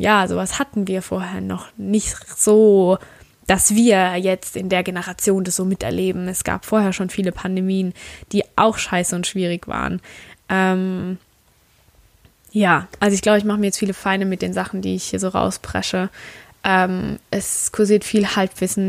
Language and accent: German; Germany; wir sind aus Deutschland